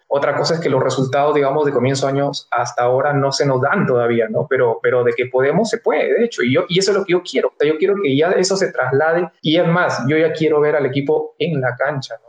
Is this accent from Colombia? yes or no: no; northern Peru, Peru; also born or lived in Lima; yo soy limeño de nacimiento, pero me, he criado en el norte